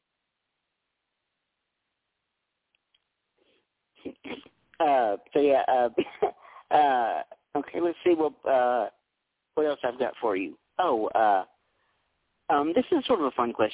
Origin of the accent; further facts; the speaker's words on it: western Tennessee, United States; I'm from Tennessee. I'm from the western part of the state